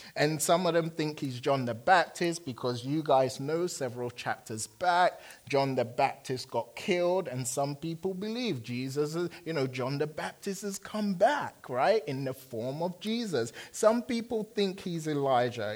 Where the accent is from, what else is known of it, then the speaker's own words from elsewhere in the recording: London, United Kingdom; moved away; I'm from London.